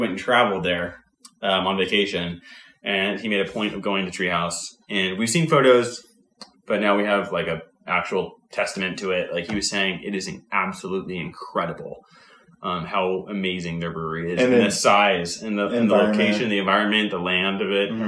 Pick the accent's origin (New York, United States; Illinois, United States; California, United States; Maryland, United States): California, United States; San Jose; I grew up in San Jose